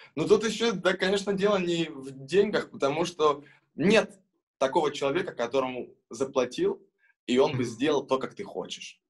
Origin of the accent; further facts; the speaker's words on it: Kurakhove, Donetsk Oblast, Ukraine; now in Kazan, Russia; мы очень помним э, свой родной город Курахово, откуда мы родом. Это город Донецкой области